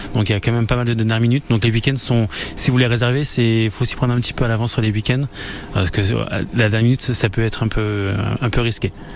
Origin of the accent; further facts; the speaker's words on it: Argonne, Champagne, Grand Est, France; je suis de l'Argonne et je suis de la Champagne